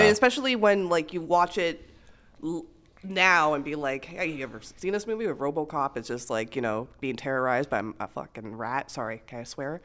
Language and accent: English; Montreal, Quebec, Canada; now in Toronto, Canada; it was filmed in my hometown. It was in, uh, Montreal